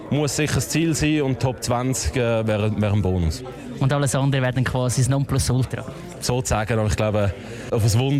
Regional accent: Zurich, Switzerland; als Schweizer

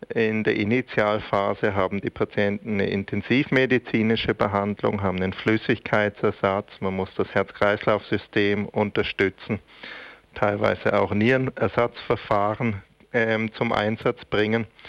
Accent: Switzerland; bei uns in der Schweiz

